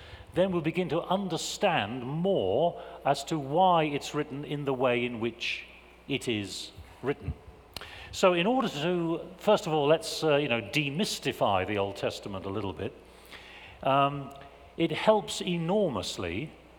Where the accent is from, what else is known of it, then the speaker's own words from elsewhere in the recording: England, United Kingdom; I'm an Englishman. And as an Englishman, I have been raised in a culture that prizes understatement